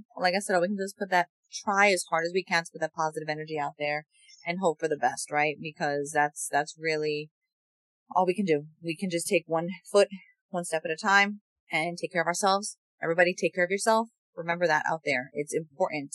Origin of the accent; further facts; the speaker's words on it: New York, United States; growing up in New York